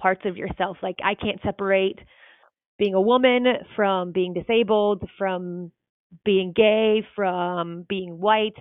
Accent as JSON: {"language": "English", "region": "North Carolina", "country": "United States", "tie": "born or raised there", "said": "The town I grew up in North Carolina only had about 1,000 people."}